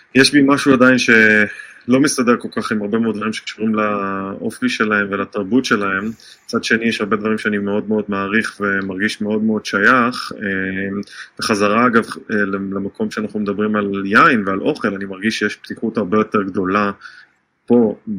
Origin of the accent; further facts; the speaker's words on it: Israel; now in United States; כישראלי שחי בארצות הברית